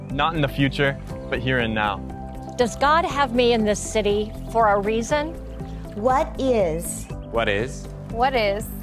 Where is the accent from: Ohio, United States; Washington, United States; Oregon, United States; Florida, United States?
Washington, United States; Snohomish; now in Kirkland, United States; I grew up in Snohomish, and now I live in Kirkland.